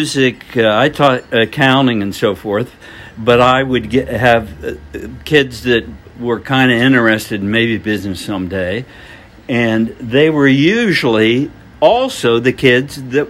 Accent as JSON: {"language": "English", "region": "Indiana", "country": "United States", "tie": "born or raised there", "moved": "yes", "said": "I grew up in Indiana in a small town"}